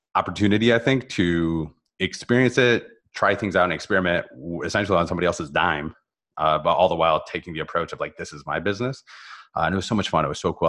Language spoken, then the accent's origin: English; Northern Ohio, United States; moved away as an adult; also born or lived in Columbus, Ohio; now in South Florida, United States; I was born in Northern Ohio